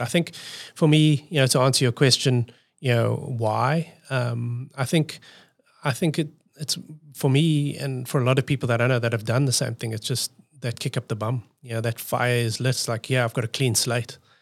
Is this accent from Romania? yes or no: no; South Africa; moved away as an adult; now in Australia; I'm coming from South Africa